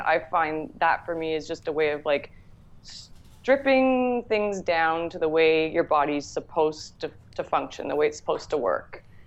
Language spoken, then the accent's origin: English; Toronto, Ontario, Canada; also born or lived in Whistler, British Columbia; now in Toronto, Canada; I grew up in the Toronto area and I moved out to uh, Whistler, British Columbia when I was 18